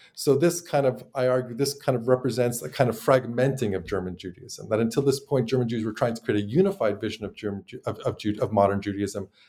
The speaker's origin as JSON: {"language": "English", "town": "Montreal", "region": "Quebec", "country": "Canada", "moved": "as an adult", "lives_now": "United States", "said": "but I'm originally from Montreal."}